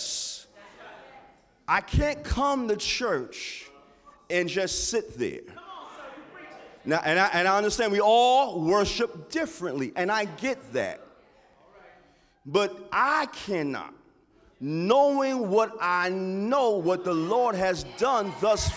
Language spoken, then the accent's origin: English; New York City, New York, United States; growing up in Harlem